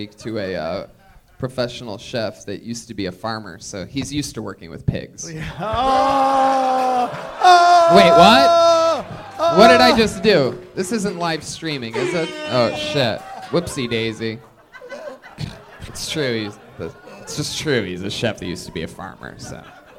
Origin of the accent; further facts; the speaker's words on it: Youngstown, Ohio, United States; Wow. Youngstown, Ohio.